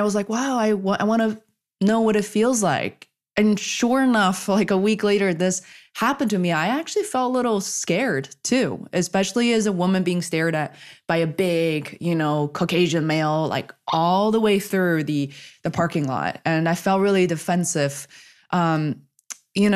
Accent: Beijing, China; now in Boston, United States; being Asian and coming from growing up in Beijing, China. So I wasn't really born and raised in this country

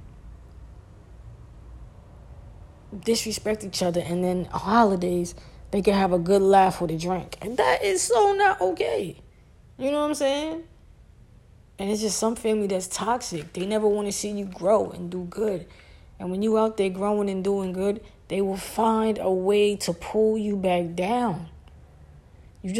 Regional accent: New York City, New York, United States; I'm from Brooklyn

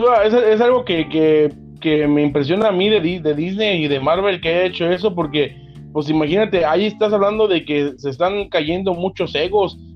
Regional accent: Mexico; uno siendo mexicano

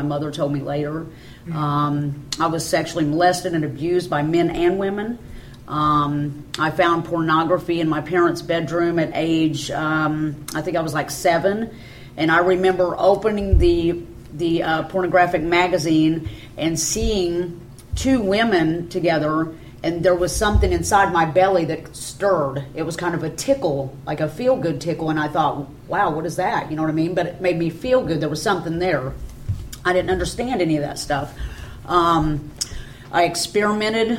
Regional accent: Benton, Illinois, United States; I was raised in Benton, Illinois.

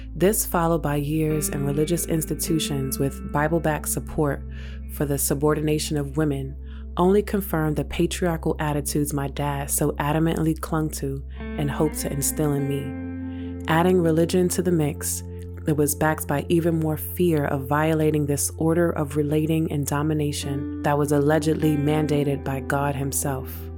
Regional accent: New York City, New York, United States; growing up in New York City

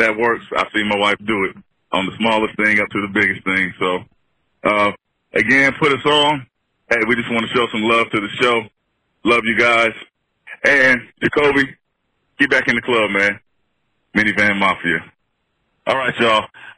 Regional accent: Oklahoma, United States; We're from Oklahoma.

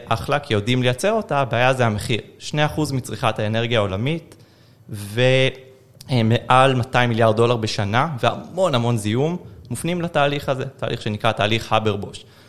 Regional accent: Haifa, Haifa District, Israel; moved away; בחיפה, mm-hmm. אני חיפאי גולה

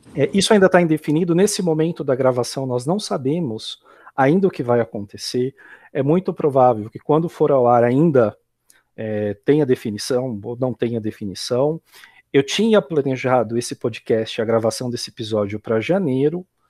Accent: Brazil; como brasileiro

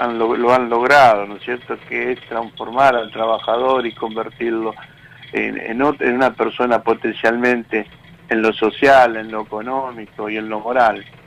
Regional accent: Tigre, Buenos Aires Province, Argentina; now in Garín, Argentina; yo soy de ahí, de Tigre, cerca donde están las donde están ustedes, yo me crié por ahí

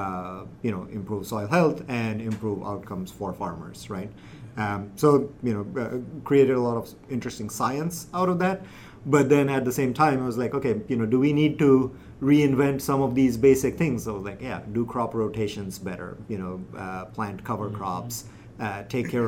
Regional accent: India; moved away; I'm originally from India, grew up in a big city

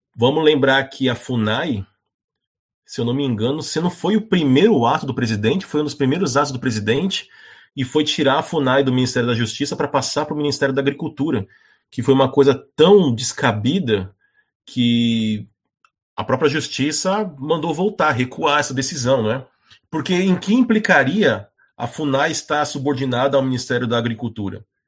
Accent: Brazil; eu, como brasileiro

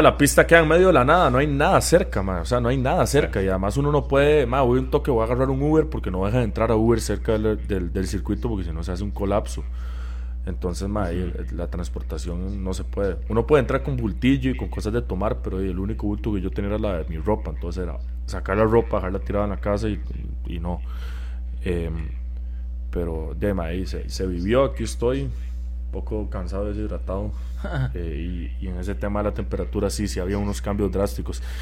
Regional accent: Costa Rica; now in Texas, United States; que soy de Costa Rica

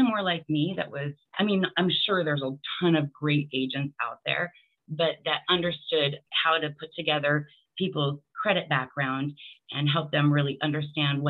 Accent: Bellingham, Washington, United States; also born or lived in Mukilteo, Washington; I'm originally from Bellingham, Washington

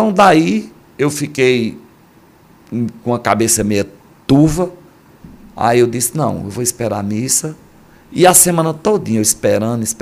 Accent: Northeast Region, Brazil; eu só durmo de rede, certo. sou bem nordestino mesmo.

